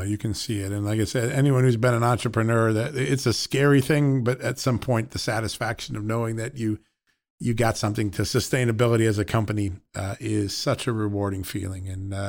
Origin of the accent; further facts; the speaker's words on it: United States; I grew up on Long Island Sound